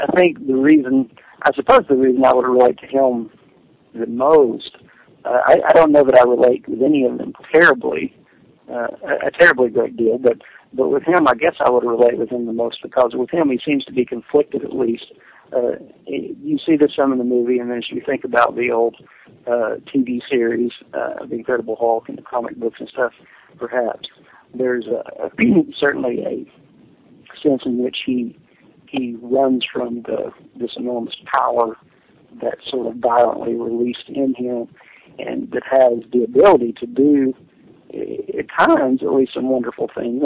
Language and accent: English; Jamestown, Tennessee, United States; accent: Southern; moved away as an adult; also born or lived in Washington, D.C.; I'm speaking from my hometown that I grew up in in Jamestown, Tennessee, a small town in East Tennessee or the eastern part of Middle Tennessee